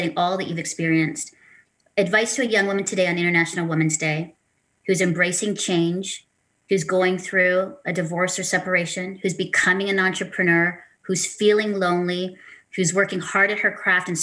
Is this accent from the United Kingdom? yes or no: no; Philippines; now in Canada; as a Filipino woman hosting a Christian women's talk show